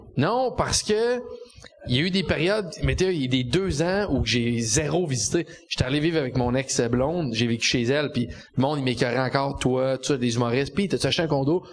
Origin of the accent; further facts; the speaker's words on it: Quebec City, Quebec, Canada; moved away as an adult; now in Montreal, Canada; je viens de Québec